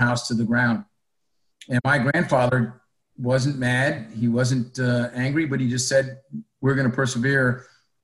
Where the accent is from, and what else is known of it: upstate New York, United States; born or raised there; also born or lived in San Diego, California / Charleston, South Carolina